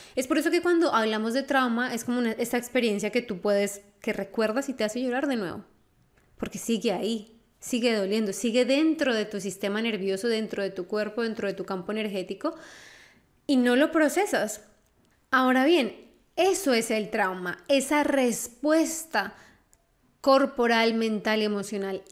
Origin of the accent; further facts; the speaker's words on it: Colombia; yo soy colombiana